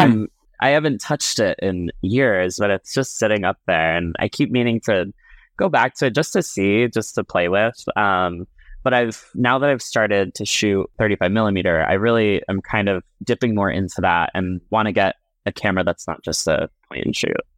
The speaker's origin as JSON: {"language": "English", "area": "Cape Cod", "region": "Massachusetts", "country": "United States", "tie": "born or raised there", "moved": "yes", "lives_now": "Brooklyn, New York City, United States", "said": "growing up on Cape Cod, um, growing up as a gay little boy"}